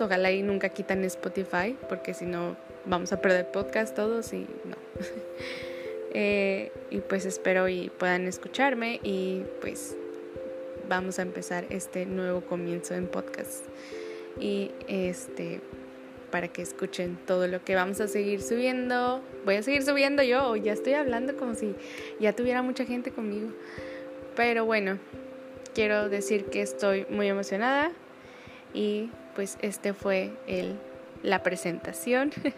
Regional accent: Guadalajara, Jalisco, Mexico; moved away as an adult; now in Manzanillo, Mexico; soy de Guadalajara, Jalisco y estoy viviendo en Manzanillo

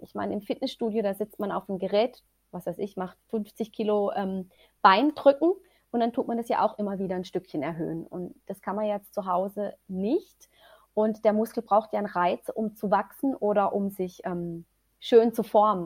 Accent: Germany; bei uns in Deutschland

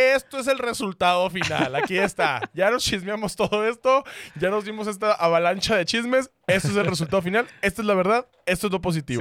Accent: Sonora, Mexico; Seguí siendo chismoso porque sonorense

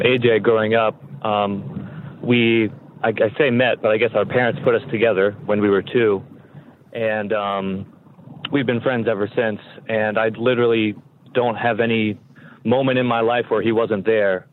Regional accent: Montgomery County, Maryland, United States; now in Frederick, United States; growing up in Montgomery County.

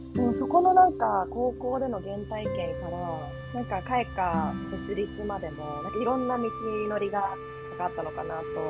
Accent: United States; moved away; 私実はですねアメリカで育っていて

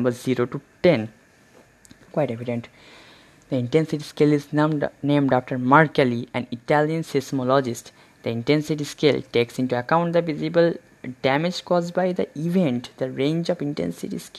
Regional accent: India; being an Indian

